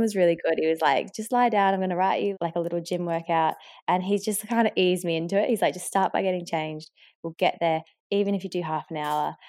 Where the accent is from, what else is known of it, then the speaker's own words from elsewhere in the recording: Australia; accent: Australian; they hear the Australian accent, they see that I'm from Australia, and they don't actually understand that I'm half Mauritian